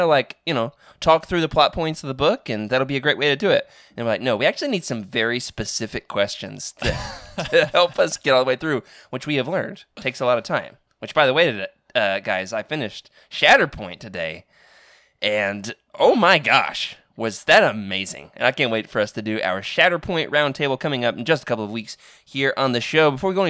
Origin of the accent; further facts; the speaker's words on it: Arkansas, United States; I am going back to my hometown, so I could always, hang out in the storage unit in the 100-degree Arkansas heat looking for these things.